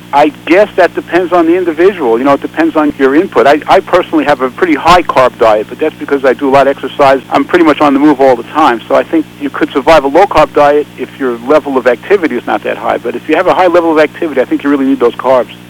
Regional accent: New York, United States; I grew up in New York in the Bronx in apartment houses

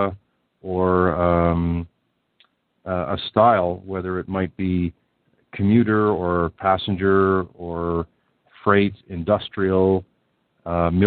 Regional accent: Southern Ontario, Canada; where I grew up here in Southern Ontario

